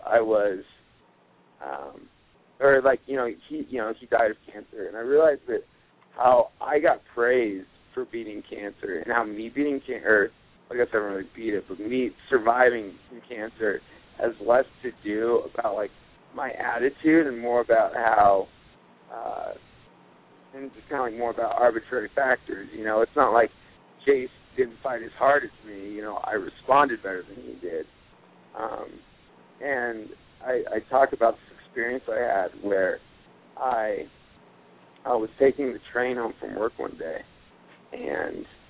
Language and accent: English; Aurora, Colorado, United States; I am from Aurora, Colorado